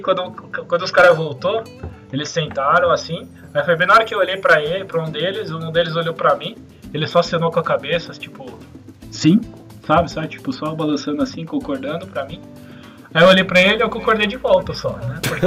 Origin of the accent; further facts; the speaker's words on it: Brazil; a gente é do Brasil